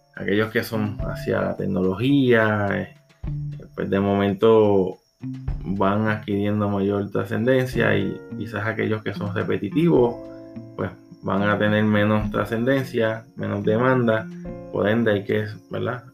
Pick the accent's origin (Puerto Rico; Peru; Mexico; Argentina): Puerto Rico; soy de Puerto Rico, psicólogo organizacional